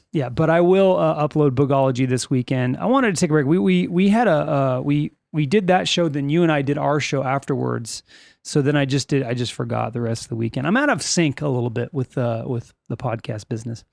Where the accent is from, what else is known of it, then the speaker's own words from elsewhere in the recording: Lancaster, California, United States; We are from California.